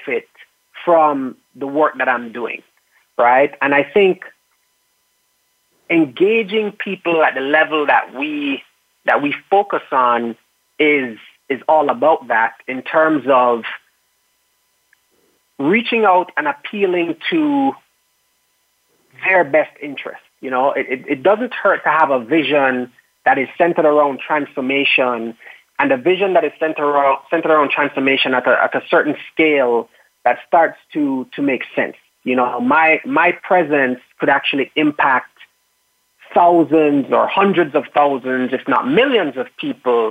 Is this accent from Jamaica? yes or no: yes; Kingston, Surrey, Jamaica; I am from Kingston, Jamaica, and my background is that I was growing up very passionate about architecture